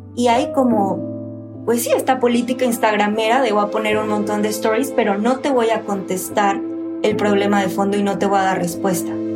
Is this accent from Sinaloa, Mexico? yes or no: no; Monterrey, Nuevo León, Mexico; born or raised there